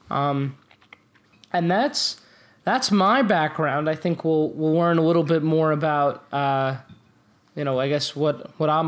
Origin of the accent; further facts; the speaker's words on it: Merrick, New York, United States; we both grew up in Merrick, New York. I grew up on Julian Lane and went to Lakeside Elementary School.